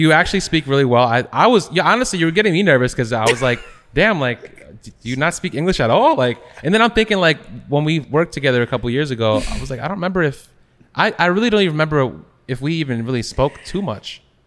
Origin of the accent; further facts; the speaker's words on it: Long Island, New York, United States; growing up in Long Island